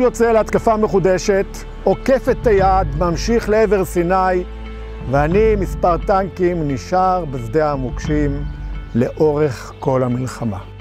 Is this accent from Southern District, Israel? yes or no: yes; Gal On, Southern District, Israel; אנחנו עומדים בטבורו של קיבוץ אה, גלון. פה נולדתי, כאן עוצבו חיי